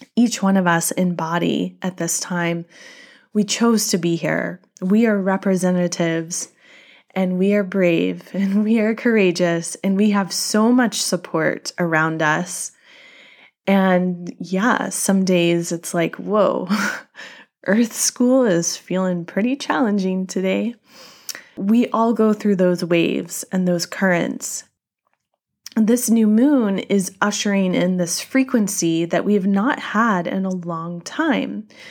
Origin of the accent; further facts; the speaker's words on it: North Carolina, United States; my home state of North Carolina